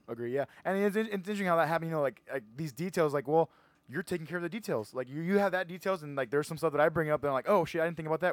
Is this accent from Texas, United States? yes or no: yes; Edinburg, Texas, United States; I'm from Edinburgh, so I went to Edinburgh High School